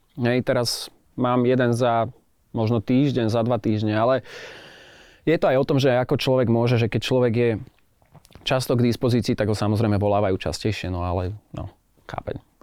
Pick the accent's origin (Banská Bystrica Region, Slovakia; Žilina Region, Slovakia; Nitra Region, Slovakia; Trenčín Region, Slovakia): Žilina Region, Slovakia; Martin; now in Bratislava, Slovakia; Ja som sa narodil teda síce v Martine, žijem v Bratislave